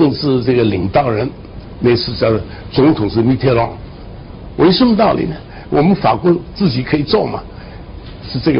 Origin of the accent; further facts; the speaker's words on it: China; now in United States; 我是中国人，我在美国去的中国人